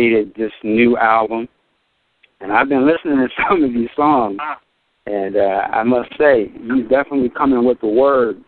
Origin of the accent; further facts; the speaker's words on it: Seattle, Washington, United States; I'm coming from Seattle, Washington